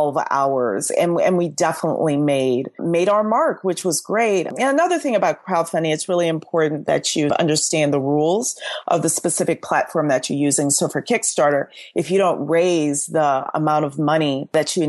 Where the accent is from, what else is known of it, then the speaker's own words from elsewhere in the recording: Southwest Louisiana, United States; moved away; I'm from Southwest Louisiana, and both my parents were born late 40s in northern Louisiana.